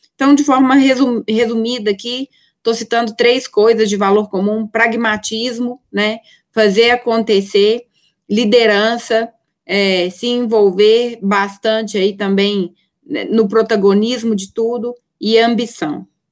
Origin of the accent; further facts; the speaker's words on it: Minas Gerais, Brazil; accent: mineiro; eu sou mineira, eu abro a boca, dá para perceber que eu sou mineira